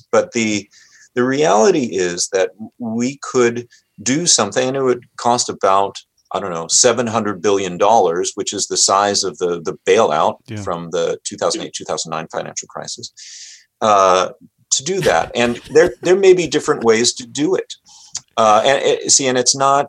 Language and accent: English; United States; I'm Japanese American. My dad and his family were interned during World War II